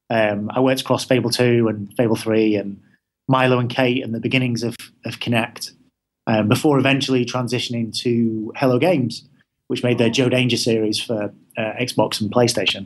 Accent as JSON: {"language": "English", "town": "Manchester", "region": "North West England", "country": "United Kingdom", "said": "I'm from Manchester, so there's not that many game studios around there"}